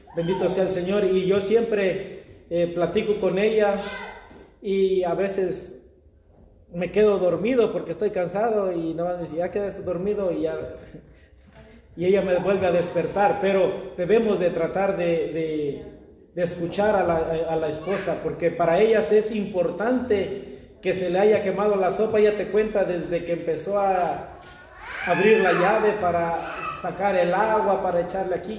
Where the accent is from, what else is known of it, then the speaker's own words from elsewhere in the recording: Mexico; moved away; yo soy mexicano